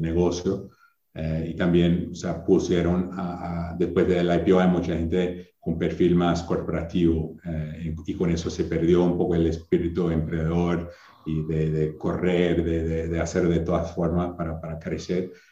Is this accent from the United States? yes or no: yes; Wisconsin, United States; Spanish is a second language; moved away as an adult; also born or lived in Chile; now in Brazil; crecí toda la vida en Wisconsin